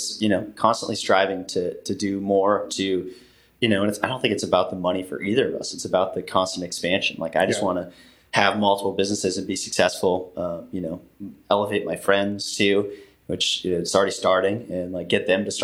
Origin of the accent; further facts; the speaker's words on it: Hazen, North Dakota, United States; moved away; growing up in North Dakota, man, it's a good place to raise a family